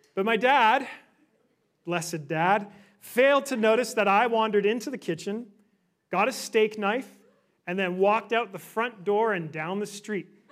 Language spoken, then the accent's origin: English; Victoria, British Columbia, Canada; moved away as an adult; also born or lived in Orlando; now in Vancouver, Canada; I grew up in Victoria